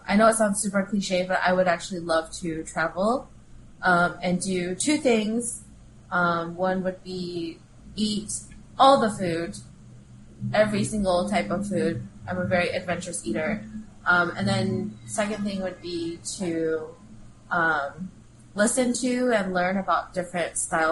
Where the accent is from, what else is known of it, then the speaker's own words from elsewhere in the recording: Midwest, United States; growing up in the Midwest